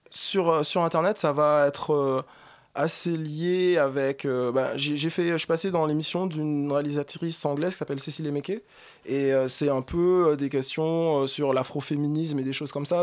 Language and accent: French; Martinique; now in Paris, France; moi je suis martiniquais, mais ça fait plusieurs années que, que je vis à Paris